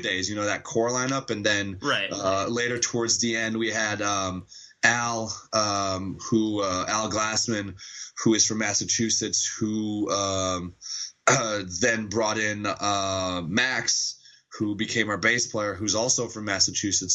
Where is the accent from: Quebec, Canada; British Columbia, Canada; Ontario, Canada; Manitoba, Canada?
Quebec, Canada; Montreal; Montreal mostly, or around Montreal. But yes, we are all French Canadians from Montreal.